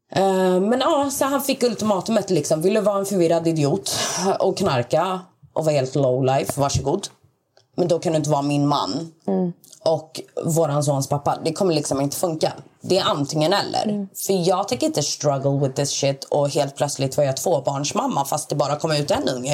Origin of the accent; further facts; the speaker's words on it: Malmö, Skåne, Sweden; Jag är född i Sverige, uppvuxen i Sverige